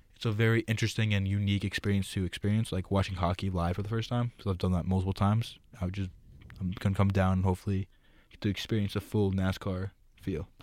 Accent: New Jersey, United States; moved away; I'm from New Jersey

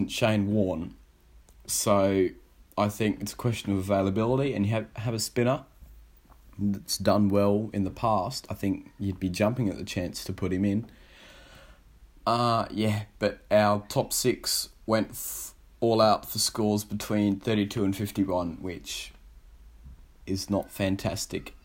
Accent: Australia; I've got a chant of my own as an Aussie

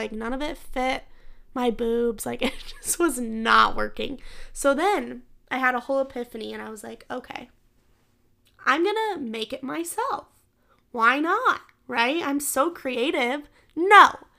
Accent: Midwest, United States; I don't even like to claim this as my hometown because I wasn't born here, but I grew up here, so I have to claim it. But the older I've gotten, I've kind of come to realize that it's very cheap to live in the Midwest.

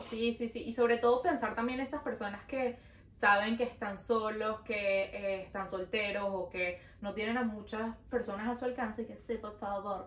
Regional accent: Venezuela; now in Montreal, Canada

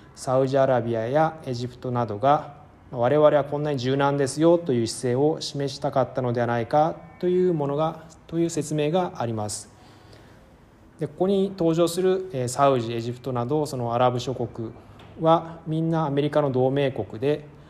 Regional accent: Tokyo, Japan; moved away as an adult; also born or lived in Moscow, Russia / Hokkaido; now in Cairo, Egypt; 1979年東京生まれ

